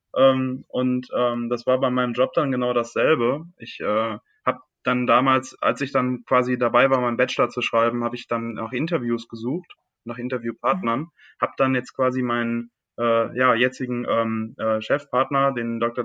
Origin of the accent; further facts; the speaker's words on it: near Düsseldorf, North Rhine-Westphalia, Germany; moved away as an adult; also born or lived in Lake Constance; weg aus meiner Heimat. Ich komme aus der Nähe von Düsseldorf